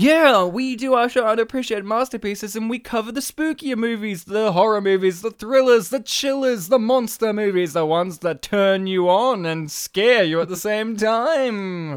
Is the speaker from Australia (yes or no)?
yes; Australia; Even though I am Polish, I don't speak the language. I'm an Australian Polish guy